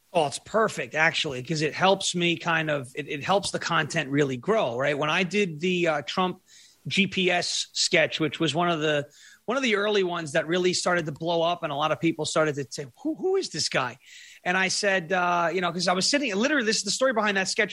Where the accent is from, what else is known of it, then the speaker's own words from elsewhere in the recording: Long Island, New York, United States; now in Tennessee, United States; I'm from Long Island. I grew up on Long Island. I live in Tennessee now